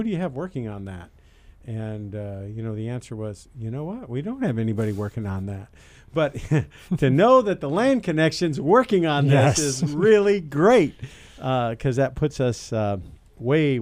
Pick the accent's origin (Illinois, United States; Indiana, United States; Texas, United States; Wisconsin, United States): Illinois, United States; Champaign County; I went to high school here, and I was born in Champaign County.